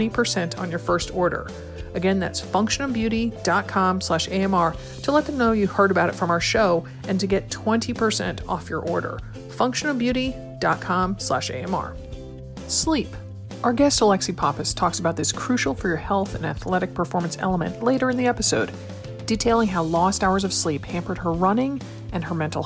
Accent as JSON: {"language": "English", "region": "Connecticut", "country": "United States", "tie": "born or raised there", "moved": "yes", "lives_now": "Oregon, United States", "said": "growing up in Connecticut"}